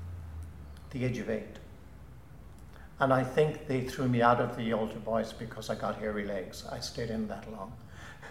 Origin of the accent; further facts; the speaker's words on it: Ennis, County Clare, Ireland; moved away as an adult; growing up in Ennis in the 50s and 60s